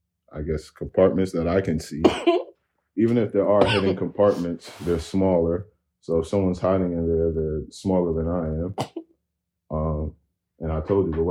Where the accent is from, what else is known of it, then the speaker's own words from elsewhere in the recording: Paterson, New Jersey, United States; we're both from Patterson.